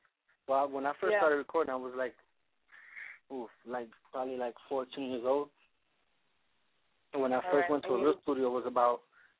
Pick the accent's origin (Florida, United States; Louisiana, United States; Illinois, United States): Florida, United States; Miami; also born or lived in Bronx, New York; I was born in the Bronx, but I've been raised in Miami most of my life.